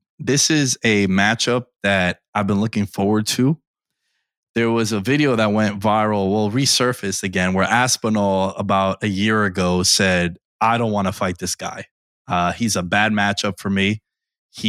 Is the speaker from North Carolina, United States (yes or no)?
no; Long Island, New York, United States; There was one in Long Island and, you know, basically my hometown here in New York